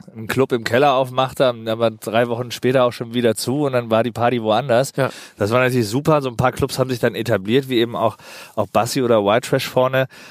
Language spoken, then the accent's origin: German; Berlin, Germany; also born or lived in Pankow, Berlin; Geboren bin ich in Pankow. Die, äh, die ersten zwei Lebensjahre waren in Pankow, ja. in der Florastraße. Aber seit ich zwei, drei bin, wohne ich halt im Prenzlauer Berg